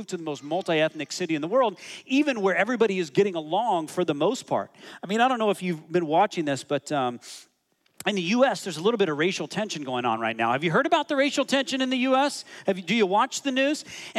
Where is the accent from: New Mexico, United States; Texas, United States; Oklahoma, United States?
New Mexico, United States; Hobbs; now in Toronto, Canada; I was born in Hobbs, America. Hobbs, New Mexico, baby. It's the middle of nowhere.